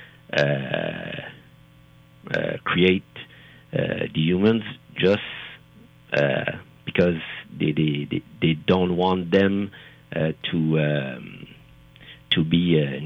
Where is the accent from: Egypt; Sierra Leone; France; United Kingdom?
France; English is a second language; I'm French, and English is not my first language